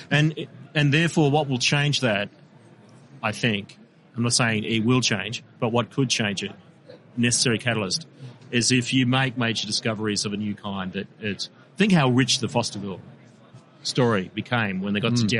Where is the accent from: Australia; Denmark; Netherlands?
Australia; Victoria; born there; I was born in Victoria, but I accept no responsibility for what's happening.